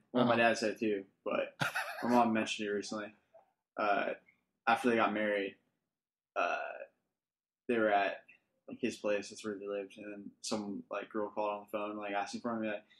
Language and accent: English; Fountain Valley, California, United States; I was just born at the Fountain Valley General Hospital, or whatever, off of Warner.